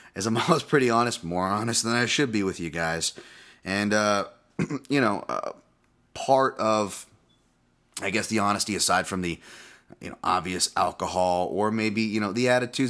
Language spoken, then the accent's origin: English; West Coast America, United States; also born or lived in Hawaii; I moved from Hawaii when I was six, and I'd go back to visit every year, but mainly grew up here in the United States, West Coast America